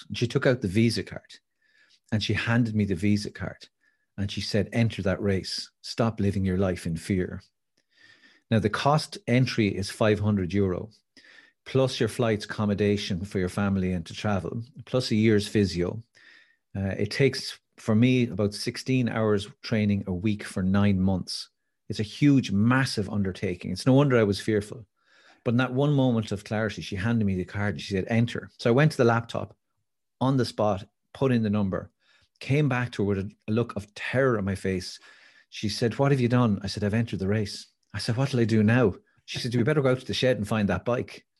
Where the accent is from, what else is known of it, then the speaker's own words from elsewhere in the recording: Wicklow, Leinster, Ireland; I grew up in Wicklow